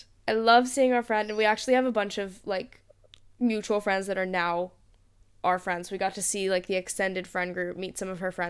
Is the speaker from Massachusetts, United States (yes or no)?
yes; Boston, Massachusetts, United States; Like, where are you from? And please. I was like, Boston.